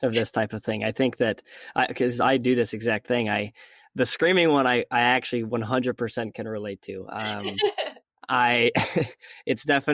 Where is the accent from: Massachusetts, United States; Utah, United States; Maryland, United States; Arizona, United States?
Utah, United States; Logan; I was going to school in the same town where I was, born and raised in Logan, Utah